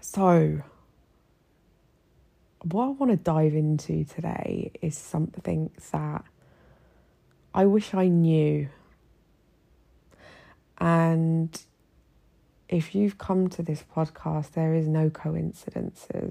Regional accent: United Kingdom; moved away as an adult; now in Egypt; my journey as a British woman living here in Egypt

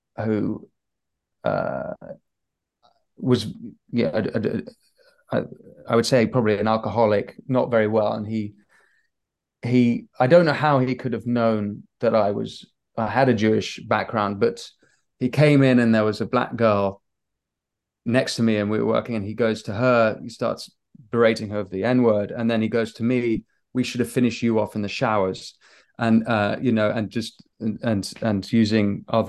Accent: United Kingdom; So I was raised Catholic, Protestant, but I'm British as well

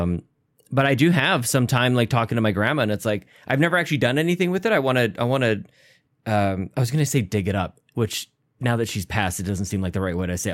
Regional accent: Canada

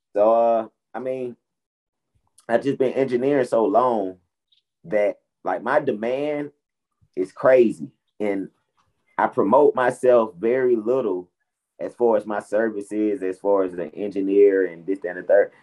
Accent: Atlanta, Georgia, United States; I'm born and raised in Atlanta where my mom and dad met.

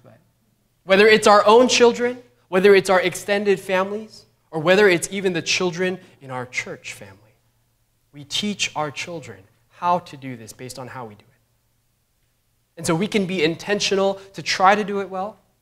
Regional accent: New York, United States; as a New Yorker

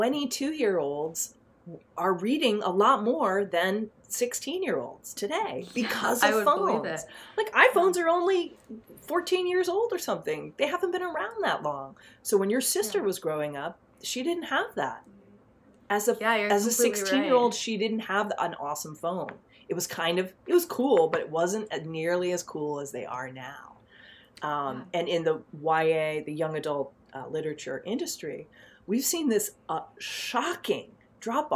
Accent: New York City, New York, United States; I grew up in Manhattan in the 70s

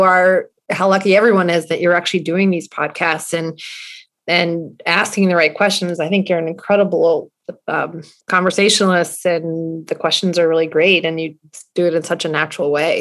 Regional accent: Charlottesville, Virginia, United States; I grew up in Charlottesville, Virginia

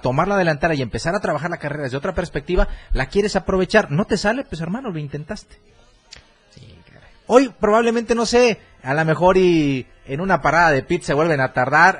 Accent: Mexico; así somos los mexicanos

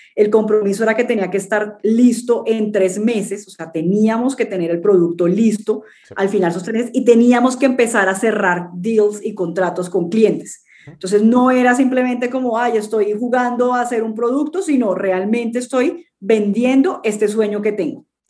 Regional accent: Cartagena, Bolívar, Colombia; also born or lived in London / United States / Peru; yo soy colombiana, nací en, en Cartagena, en Colombia. Eh, he vivido casi toda mi vida

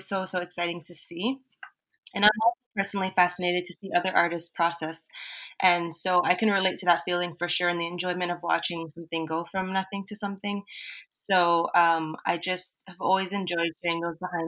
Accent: Toronto, Ontario, Canada; moved away as an adult; also born or lived in Mississauga / Bahrain; I was personally born and raised in Toronto, Ontario, Canada

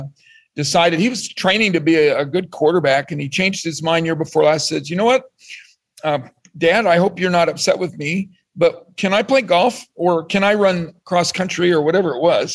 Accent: Colorado, United States; moved away as an adult; now in Iowa, United States; I grew up in Colorado. I didn't grow up in Iowa. I came to school at Iowa State, and I currently work here

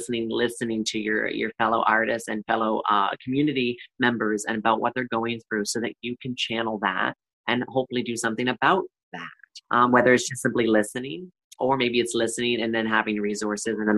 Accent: Perth-Andover, New Brunswick, Canada; I'm born and raised in Perth, Andover, New Brunswick, a small rural area

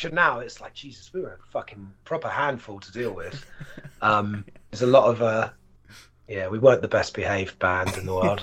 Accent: Isle of Wight, South East England, United Kingdom; moved away; I grew up on the Isle of Wight

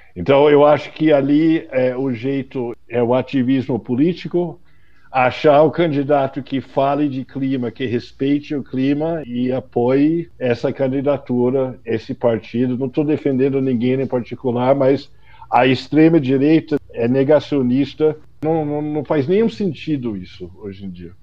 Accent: United States; Portuguese is a second language; moved away as an adult; now in Brazil; por conta do sotaque, que eu sou americano, mas eu moro no Brasil há 35 anos

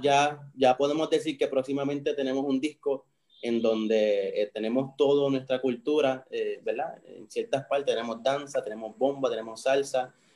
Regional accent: Puerto Rico; somos puertorriqueños, somos latinos, somos caribeños

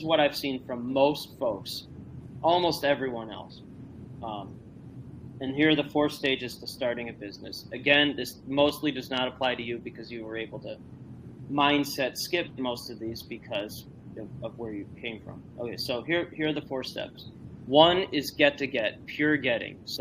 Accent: Northbrook, Illinois, United States; I grew up and live in the Northbrook Glenview area.

